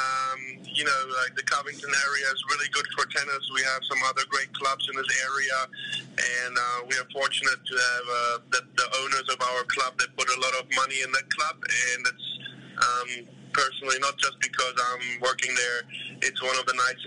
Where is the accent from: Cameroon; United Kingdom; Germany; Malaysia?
Germany; English is a second language; moved away as an adult; also born or lived in Berlin, Germany; now in Louisiana, United States; German, you know, I was born and raised in Germany. Yeah. My parents are from Croatia